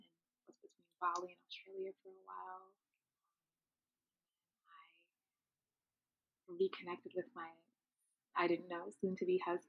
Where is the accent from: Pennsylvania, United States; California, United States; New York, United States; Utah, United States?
New York, United States; Brooklyn; I grew up in Brooklyn. That's where I feel like my soul is right, on a Brooklyn summer. I was raised by a single mom, but I am definitely the product of immigrants.